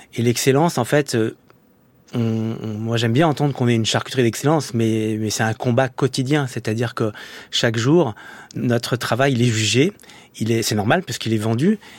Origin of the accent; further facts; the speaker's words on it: Saint-Étienne, Auvergne-Rhône-Alpes, France; moved away as an adult; also born or lived in Lyon; now in Paris, France; je suis un Stéphanois, arrivé à Paris